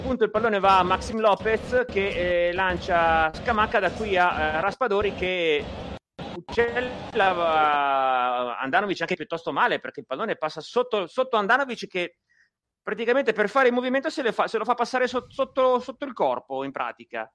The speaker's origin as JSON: {"language": "Italian", "town": "Milan", "region": "Lombardy", "country": "Italy", "said": "Da milanese"}